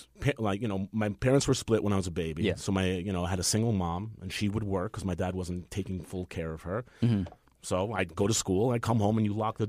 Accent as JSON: {"language": "English", "town": "New York City", "region": "New York", "country": "United States", "tie": "born or raised there", "said": "I grew up in Queens."}